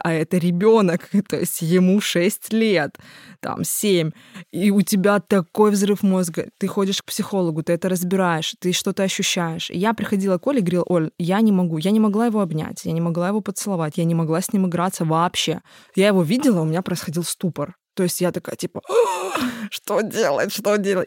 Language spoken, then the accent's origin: Russian; Tuapse, Krasnodar Krai, Russia; moved away as an adult; я очень люблю свой родной город